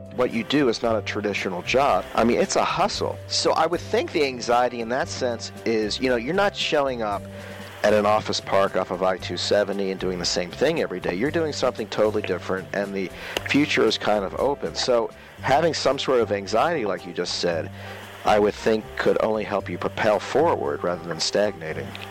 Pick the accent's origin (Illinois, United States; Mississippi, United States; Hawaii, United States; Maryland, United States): Maryland, United States; also born or lived in Northern Virginia; I'm from Northern Virginia and then Maryland.